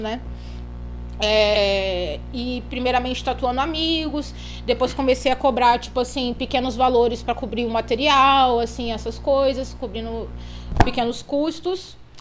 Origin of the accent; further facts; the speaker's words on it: Petrópolis, Rio de Janeiro, Brazil; eu nasci em Petrópolis, no Rio de Janeiro, né? É uma cidade serrana, uhum. do interior